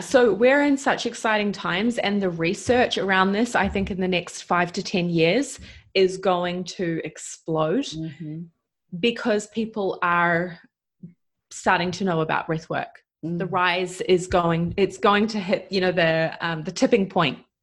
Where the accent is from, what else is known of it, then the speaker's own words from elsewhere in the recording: New Zealand; moved away as an adult; I'm from New Zealand. I have been traveling around the world for the last five plus years, living a nomadic lifestyle.